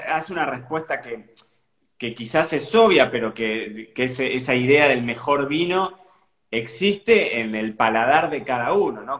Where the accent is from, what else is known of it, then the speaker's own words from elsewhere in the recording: Carlos Casares, Buenos Aires Province, Argentina; moved away as an adult; also born or lived in Santa Rosa, La Pampa; now in Marbella, Spain; Yo nací en Buenos Aires, pero me crié en, una ciudad que se llama Carlos Casares, que está como unos 300 kilómetros fuera de, Buenos Aires